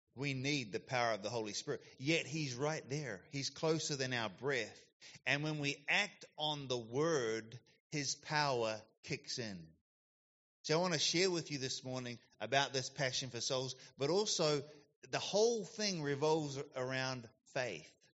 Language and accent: English; Christchurch, Canterbury, New Zealand; also born or lived in Gold Coast, Australia / United States; now in Yatala, Australia; I grew up in New Zealand in the South Island, Christchurch.